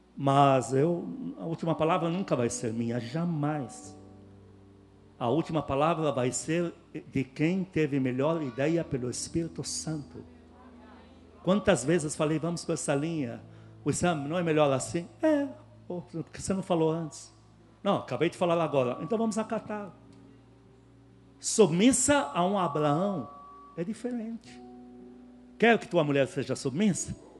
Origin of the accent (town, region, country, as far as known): Lebanon; now in Brazil